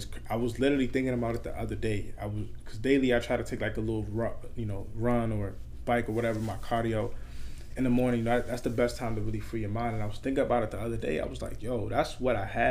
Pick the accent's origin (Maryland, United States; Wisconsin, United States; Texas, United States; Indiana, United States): Maryland, United States; I'm from Maryland